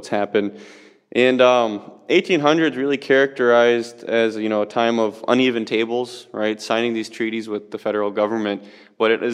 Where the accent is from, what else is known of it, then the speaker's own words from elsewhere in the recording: Bad River, Wisconsin, United States; I come here from Bad River, Wisconsin